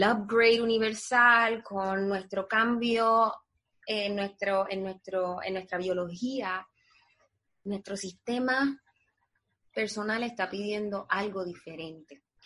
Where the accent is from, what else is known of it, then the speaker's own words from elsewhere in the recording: Puerto Rico; moved away as an adult; now in United States; nosotros los puertorriqueños